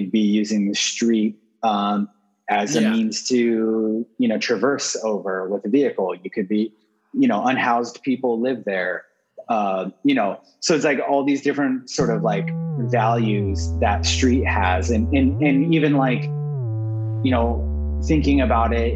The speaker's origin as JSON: {"language": "English", "town": "Corona", "region": "California", "country": "United States", "tie": "born or raised there", "lives_now": "South Pasadena, United States", "said": "I grew up outside of LA. I grew up in Corona, California, which is in Riverside County"}